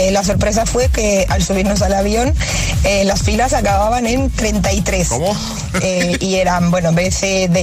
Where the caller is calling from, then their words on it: Zaragoza, Aragon, Spain; Hola, soy … de Zaragoza.